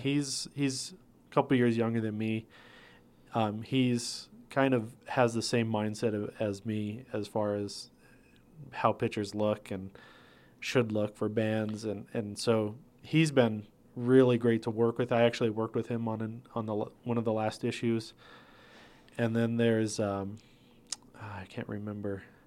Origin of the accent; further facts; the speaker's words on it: Placitas, New Mexico, United States; also born or lived in Albuquerque, New Mexico / northern Minnesota; I grew up in Placitas, New Mexico